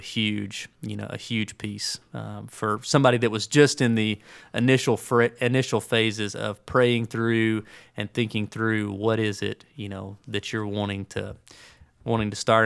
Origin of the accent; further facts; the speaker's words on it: Birmingham, Alabama, United States; moved away; also born or lived in Tuscaloosa, Alabama; I grew up in Birmingham